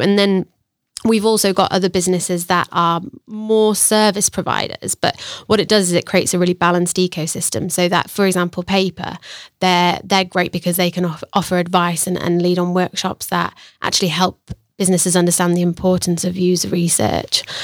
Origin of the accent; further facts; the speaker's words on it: Sheffield, Yorkshire and the Humber, United Kingdom; moved away as an adult; also born or lived in Australia; now in Sheffield, United Kingdom; originally I'm from Sheffield, um, born and bred.